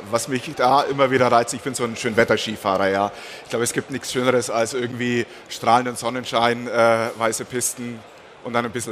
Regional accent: Bavaria, Germany; Also ich bin geboren und aufgewachsen in der Region zwischen Augsburg und Memmingen, das ist so ein bisschen bayerisches Niemandsland.

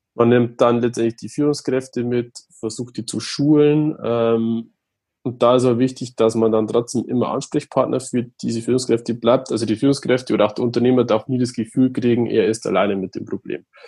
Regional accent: Regensburg, Bavaria, Germany; komme aus Regensburg

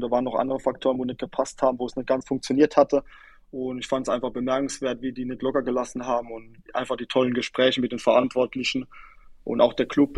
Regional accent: near Duddenhofen, Rhineland-Palatinate, Germany; moved away; also born or lived in Kaiserslautern; in Duddenhofen, ähm, in der Nähe, wo ich herkomme

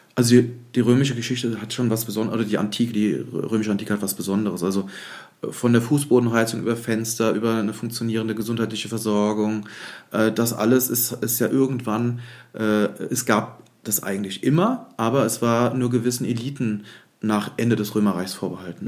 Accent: Neuwied, Rhineland-Palatinate, Germany; ich komme aus Neuwied

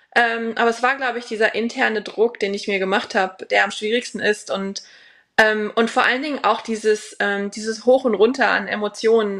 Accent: Germany; moved away as an adult; now in Sarasota, United States; ich war ja lange alleine, die einzige Deutsche

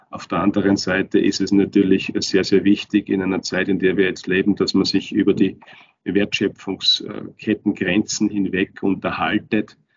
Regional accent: Turnau, Styria, Austria; also born or lived in Kapfenberg; Ich bin in Kapfenbeck geboren, bin aber in Turnau aufgewachsen und ich bin auch jetzt vor ein paar Wochen nach Turnau zurückgezogen an meinen Heimatort. Komme also aus der Obersteiermark, komme aus den Bergen

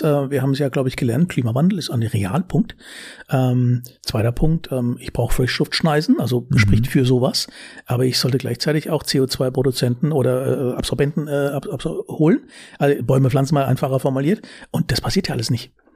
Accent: Karlsruhe, Baden-Württemberg, Germany; accent: süddeutscher Singsang; moved away as an adult; also born or lived in Frankfurt Rhein-Main; now in Frankfurt, Germany; Ich komme aus Baden. Bin geboren in Karlsruhe. Ja. Äh, hört man vielleicht ab und zu.

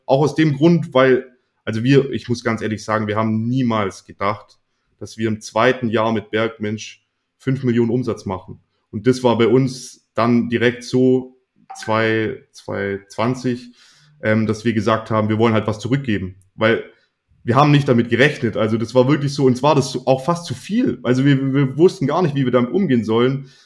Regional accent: Swabia, Germany; ich bin ja Schwabe

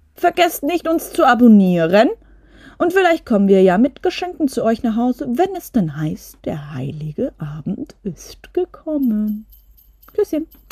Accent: Ländle, Vorarlberg, Austria; bei uns im Ländle

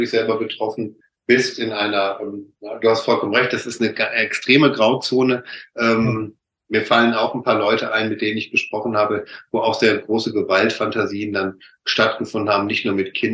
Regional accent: North Rhine-Westphalia, Germany; ich komme aus dem Ruhrpott, so schon sagt, von Hölzchen auf Stöcksken

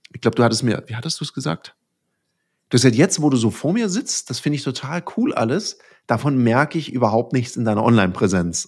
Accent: Southern Germany, Germany; im Schwäbischen, ich bin Süddeutscher

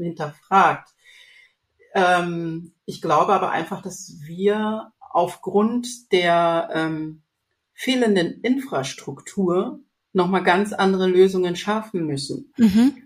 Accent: Zambia; moved away; ich komme aus ähm, nicht aus der Hauptstadt, sondern wirklich vom äh, Dorf ohne Strom, ohne Wasserleitung

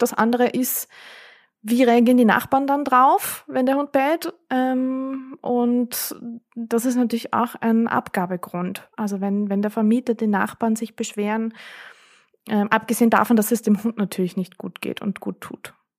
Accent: Vienna, Austria; bei uns in Wien

